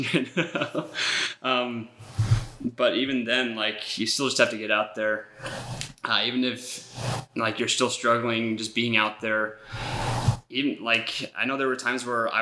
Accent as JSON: {"language": "English", "town": "Nampa", "region": "Idaho", "country": "United States", "also_born_or_lived": "Lima, Peru", "moved": "as an adult", "lives_now": "Idaho Falls, United States", "said": "originally from Nampa, Idaho."}